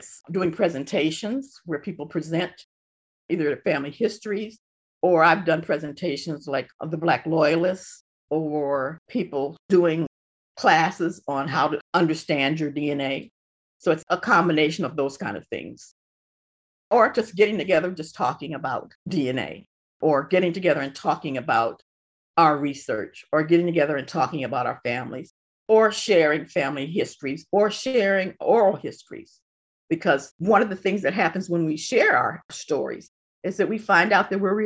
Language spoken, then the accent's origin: English; Detroit, Michigan, United States; now in Ypsilanti, United States; I was born in Detroit, you know, and a majority of my family lives in Detroit